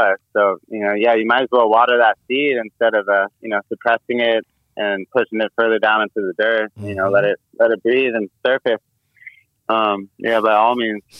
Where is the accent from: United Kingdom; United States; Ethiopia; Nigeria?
United States; Marin County, California; I'm a white boy growing up in Marin County